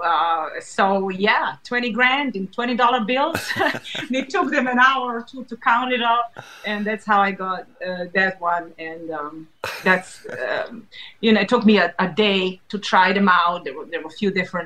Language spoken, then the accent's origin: English; Serbia; moved away; we grew up in Serbia